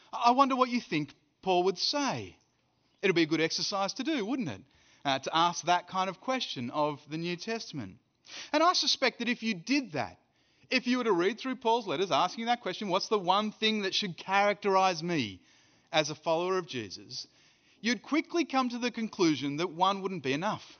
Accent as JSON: {"language": "English", "country": "Australia", "moved": "yes", "lives_now": "South Africa", "said": "I'm an Australian who lives in South Africa and who's preaching in Birmingham"}